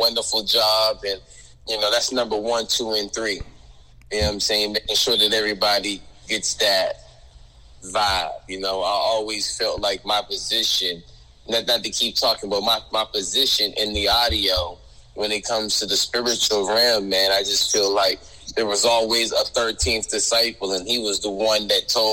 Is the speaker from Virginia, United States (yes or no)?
yes; Virginia, United States; moved away as an adult; now in Orlando, United States; I'm from Virginia.